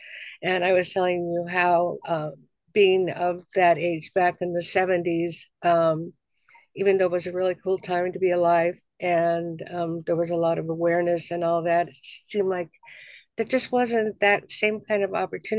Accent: Boulder, Colorado, United States; moved away; I was growing up in Boulder, Colorado, which is kind of like a la la land of the world

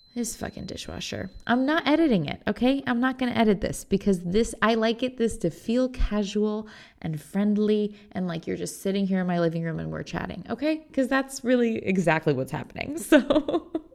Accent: Indiana, United States; I'm from Indiana

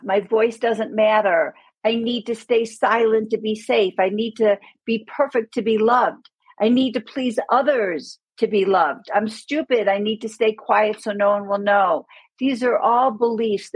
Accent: Buffalo, New York, United States; moved away as an adult; now in Aspen, United States; I grew up in Buffalo, New York.

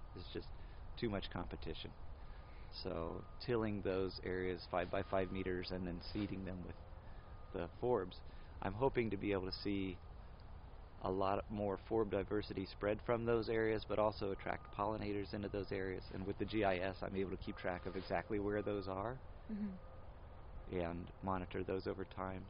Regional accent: Anderson, Indiana, United States; I grew up in Anderson

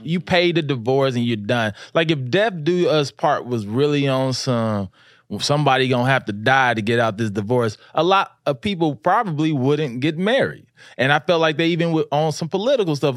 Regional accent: Louisiana, United States; I grew up in the South

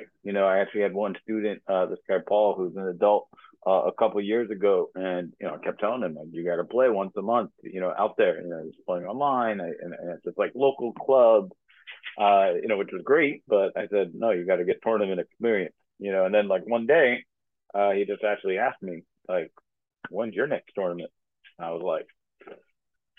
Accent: New Yorker, United States; as a New Yorker

